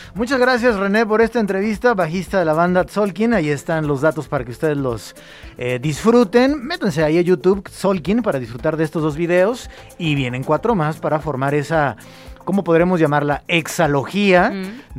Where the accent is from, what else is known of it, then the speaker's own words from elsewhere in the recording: Mexico; moved away; yo soy de México